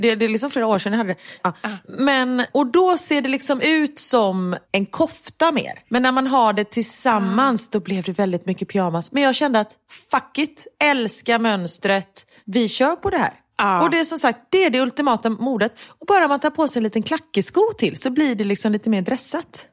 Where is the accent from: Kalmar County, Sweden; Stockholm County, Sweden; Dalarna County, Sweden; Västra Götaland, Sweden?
Västra Götaland, Sweden; Gothenburg; både du och jag är ju göteborgare